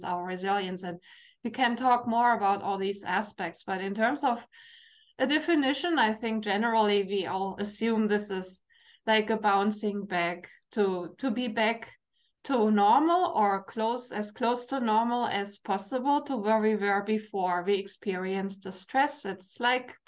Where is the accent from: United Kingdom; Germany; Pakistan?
Germany; English is a second language; now in Canada; you hear my accent, I'm from Germany